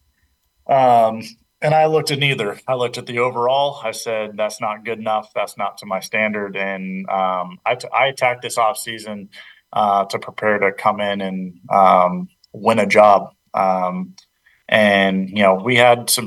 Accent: Charlotte, North Carolina, United States; My hometown. Yeah, it's in Charlotte

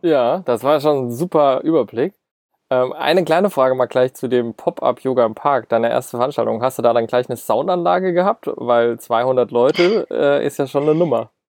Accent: Mainz, Rhineland-Palatinate, Germany; Wir sind ja beide aus Mainz

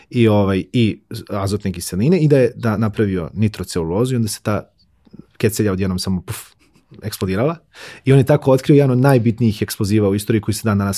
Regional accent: Požega, Zlatibor District, Serbia; born or raised there

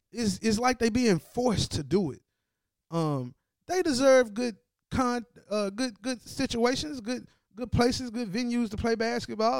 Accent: Tennessee, United States; I'm from Tennessee

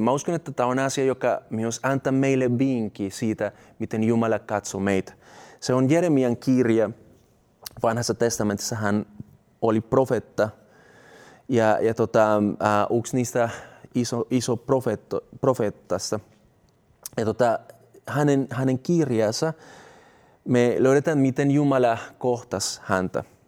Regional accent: Colombia; Finnish is a second language; now in Finland; mä oon sieltä kotoisin

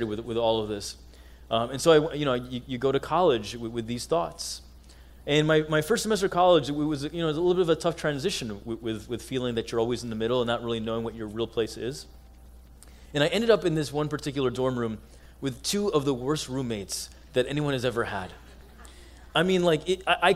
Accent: United States; accent: American; as an Egyptian American, I always felt, and maybe you can relate in your own way, as one who was born here in the States

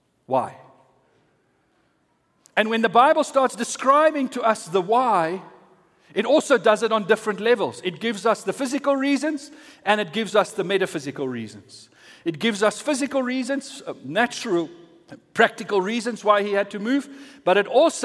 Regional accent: Centurion, Gauteng, South Africa; also born or lived in Pretoria / Valhalla / Waterkloof/Vera Park; I was born here in Pretoria in the Marifont, as it was called those days

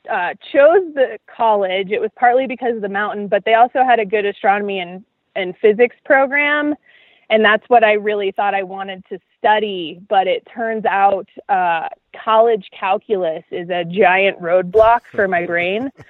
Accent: Florida, United States; No, because we uh, spent most of our time on the Gulf Coast, which, if you've ever been there, is like a giant uh, water body full of bath water.

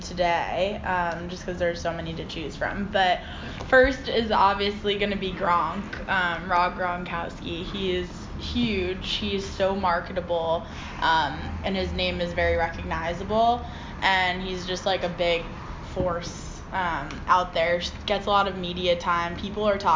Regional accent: Boston, Massachusetts, United States; I'm actually from Boston

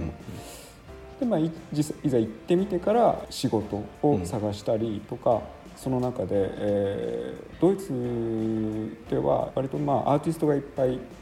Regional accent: Gunma, Japan; moved away as an adult; also born or lived in Düsseldorf, Germany; now in Kaga, Japan; 僕の実家である群馬

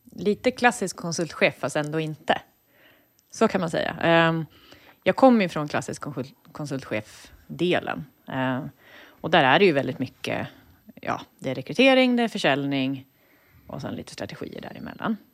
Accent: Eskilstuna, Södermanland, Sweden; Jag kommer från Eskilstuna

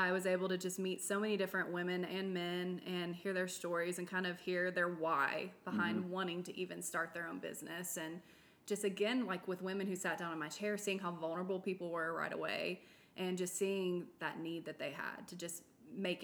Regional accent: Nashville, Tennessee, United States; I'm born and raised in Nashville.

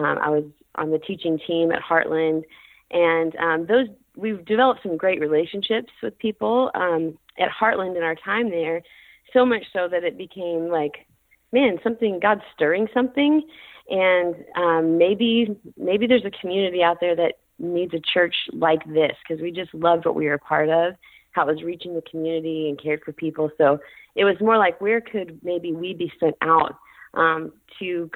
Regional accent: Kentucky, United States; moved away as an adult; also born or lived in Las Vegas, Nevada / Illinois; now in Ventura, United States; we grew up in Kentucky. Both my parents grew up in Kentucky

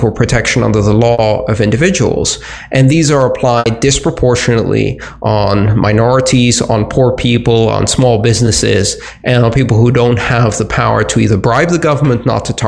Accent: Greece; moved away; where I grew up in Greece

